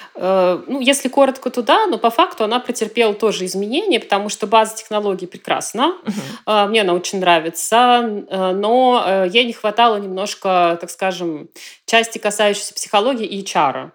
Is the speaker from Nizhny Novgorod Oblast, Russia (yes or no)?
yes; Nizhny Novgorod, Nizhny Novgorod Oblast, Russia; moved away as an adult; now in Aix-en-Provence, France; Я родилась э, в Нижнем Новгороде